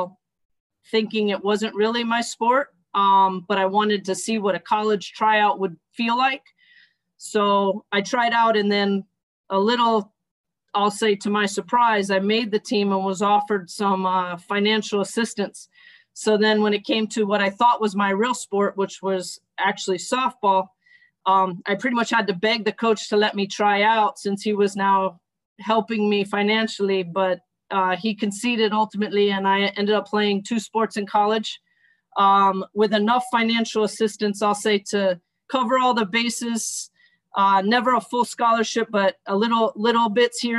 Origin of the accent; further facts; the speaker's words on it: Miami, Florida, United States; I grew up in Miami, born and raised in Miami